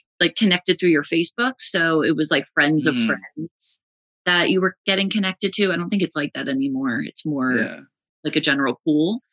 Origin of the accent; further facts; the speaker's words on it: West Orange, New Jersey, United States; I'm from New Jersey. I grew up in the town we live in now, actually, West Orange, New Jersey